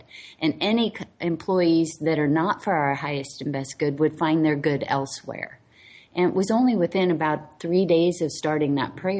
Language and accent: English; Hawaii, United States; I'm the last of 10 kids, and I was raised in Hawaii